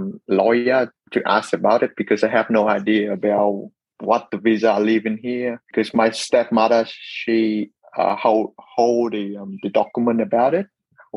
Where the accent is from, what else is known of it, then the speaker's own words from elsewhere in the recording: Ho Chi Minh City, Vietnam; moved away as an adult; I grew up in Vietnam. So I come from Ho Chi Minh City, so the big cities in my country.